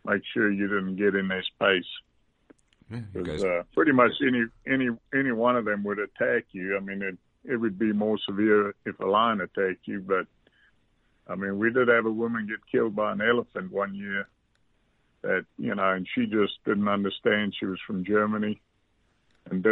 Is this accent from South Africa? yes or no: yes; Phalaborwa, Limpopo, South Africa; moved away as an adult; also born or lived in Arkansas; we grew up in a small town. Probably a Palabora. It's about 100 miles south of Zimbabwe